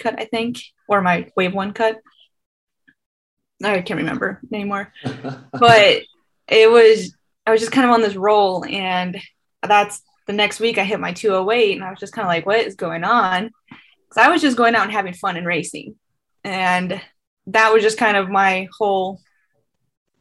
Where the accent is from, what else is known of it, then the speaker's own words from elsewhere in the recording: North Dakota, United States; moved away as an adult; now in Fayetteville, United States; I'm from North Dakota